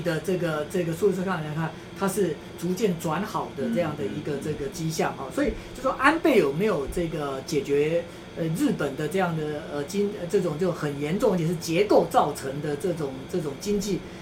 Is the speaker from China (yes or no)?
no; Taiwan; 我们台湾人